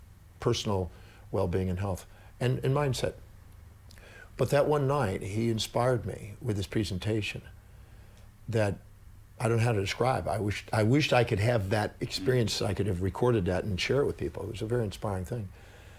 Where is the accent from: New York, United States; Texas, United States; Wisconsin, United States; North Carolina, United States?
Texas, United States; also born or lived in California; back to Texas, because I was born in Texas